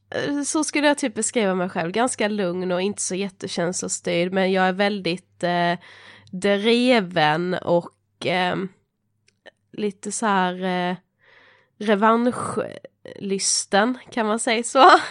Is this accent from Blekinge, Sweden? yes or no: yes; Mörrum, Blekinge, Sweden; moved away as an adult; now in Stockholm, Sweden; jag är en 24-årig eh, eh, kvinna från eh, en liten by eh, utanför Karlshamn i Blekinge. Eh, där jag är född och uppvuxen